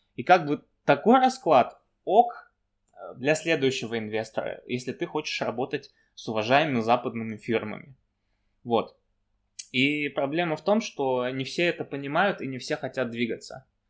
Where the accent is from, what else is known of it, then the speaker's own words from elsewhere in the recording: Kazakhstan; Я сам из Казахстана родом